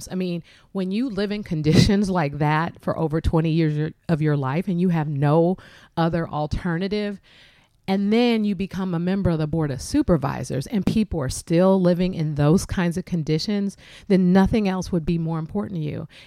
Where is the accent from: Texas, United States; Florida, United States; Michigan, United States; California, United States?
California, United States; San Francisco; specifically african american men who I grew up with in the Western Addition